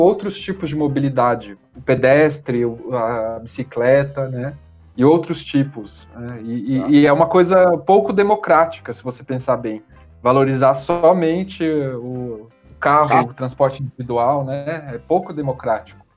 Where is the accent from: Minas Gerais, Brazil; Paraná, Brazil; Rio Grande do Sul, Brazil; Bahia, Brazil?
Paraná, Brazil; Curitiba; also born or lived in São Paulo; quando eu saí de Curitiba, fui morar em São Paulo para estudar